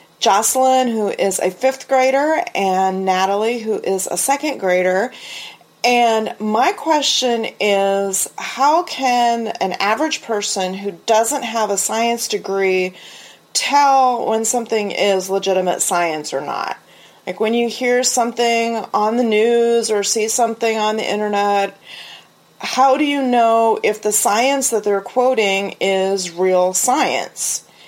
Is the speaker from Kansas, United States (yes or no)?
yes; Wilson County, Kansas, United States; I'm from Wilson County, Kansas